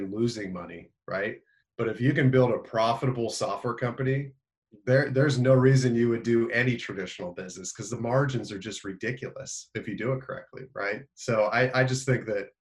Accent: Indiana, United States; I'm from Indiana, so we played basketball

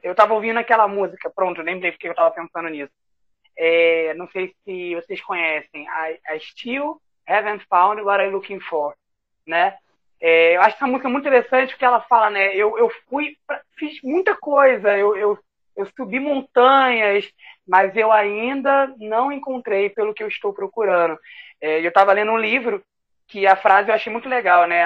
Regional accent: Rio de Janeiro, Brazil; aqui do Rio de Janeiro, estado e cidade do Rio de Janeiro, do bairro Campo Grande

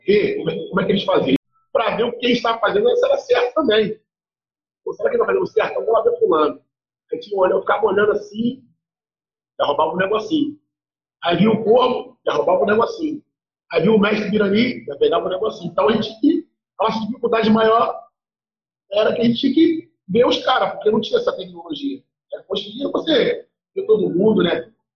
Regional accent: Duque de Caxias, Rio de Janeiro, Brazil; Sou de Caxias, não de Caxias, Rio de Janeiro

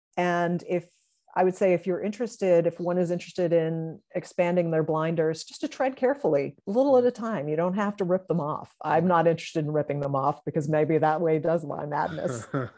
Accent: Salem, United States; growing up in Salem, I was very interested in like all these psychologicals, and I wasn't telling anybody

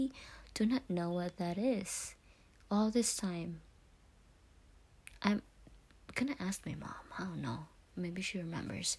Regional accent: Philippines; I was a first year in high school in the Philippines. I went to a Catholic school in my hometown

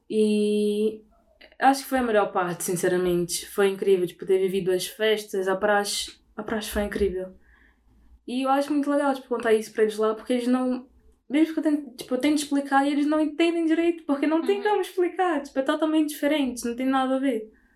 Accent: Belém, Pará, Brazil; moved away as an adult; now in Lisbon, Portugal; sou de Belém, fica no norte do Brasil

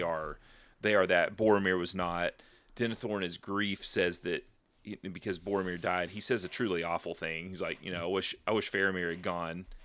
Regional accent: United States

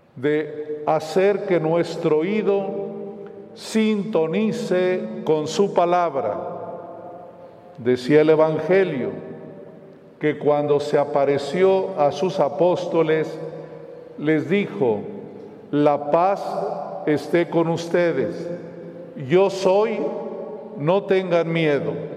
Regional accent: Mexico; nuestro país

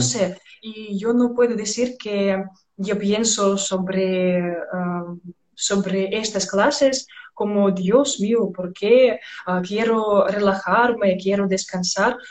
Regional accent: Belarus; Spanish is a second language

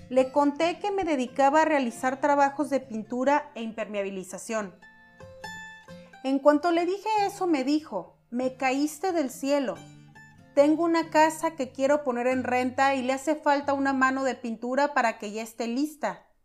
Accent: Orizaba, Veracruz, Mexico; moved away as an adult; Yo soy de Orizaba, pero me fui a la capital del estado en busca de mejores oportunidades laborales, ya que en mi lugar de origen las cosas estaban muy complicadas en aquel entonces.

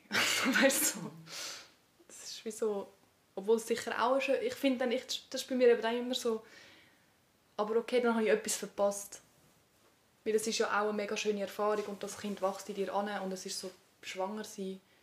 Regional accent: Switzerland; aufgewachsen bin in Eugst

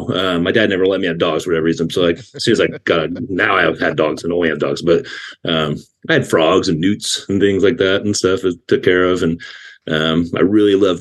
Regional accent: Napa, California, United States; also born or lived in Roseville, California; I grew up just outside of Oakland, California, in San Francisco, when I was a kid, in a little small town called Napa

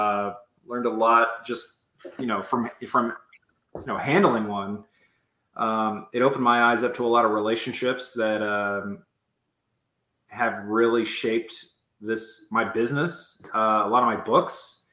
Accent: the South, United States; Growing up in the South and then moving to a big city, having those two very different cultures, you know, back to back like

